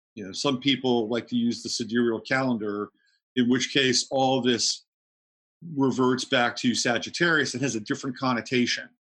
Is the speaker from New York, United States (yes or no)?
no; California, United States; growing up in California